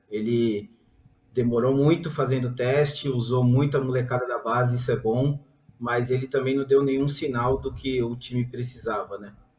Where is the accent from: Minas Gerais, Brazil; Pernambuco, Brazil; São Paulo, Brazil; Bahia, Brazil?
São Paulo, Brazil; eu que sou de São Paulo